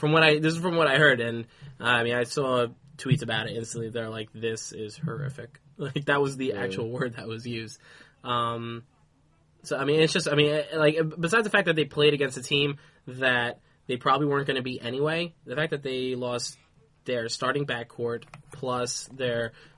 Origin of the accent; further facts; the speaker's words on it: New York City, New York, United States; being a New Yorker